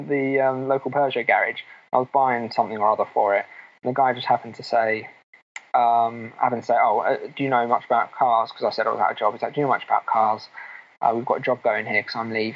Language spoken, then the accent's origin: English; Milton Keynes, South East England, United Kingdom; Milton Keynes, which is my hometown